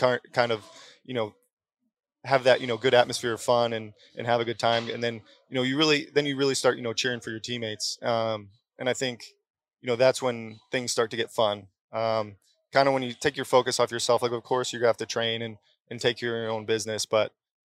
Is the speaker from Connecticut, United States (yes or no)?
yes; Connecticut, United States; I grew up in Connecticut